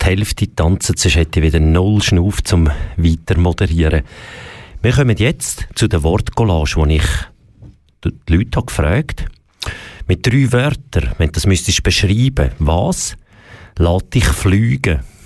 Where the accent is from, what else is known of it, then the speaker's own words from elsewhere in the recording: Switzerland; bei uns in der Schweiz